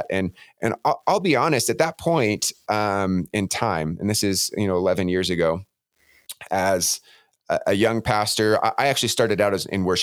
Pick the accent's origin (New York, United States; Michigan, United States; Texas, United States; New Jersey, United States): Texas, United States; moved away; I have a very diverse church background because uh, I, you know, I'm originally from Texas.